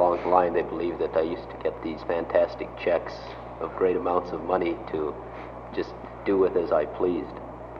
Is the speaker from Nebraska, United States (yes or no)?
yes; Nebraska, United States; my reservation, Sioux Reservations in Nebraska